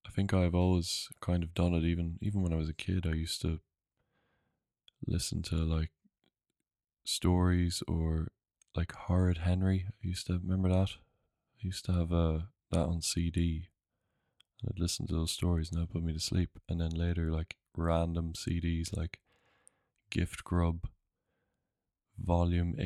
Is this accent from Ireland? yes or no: yes; Sligo, Connacht, Ireland; also born or lived in Newcastle; we moved to Sligo in 2001 from Newcastle